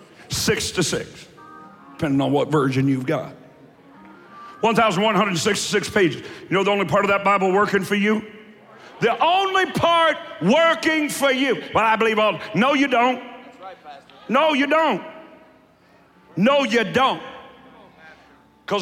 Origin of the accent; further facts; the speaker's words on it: Eastern Kentucky, United States; I'm from Eastern Kentucky